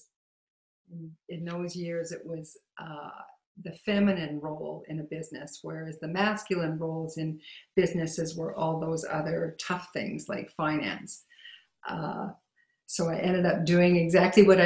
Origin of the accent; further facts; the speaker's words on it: Saskatchewan, Canada; I grew up in Saskatchewan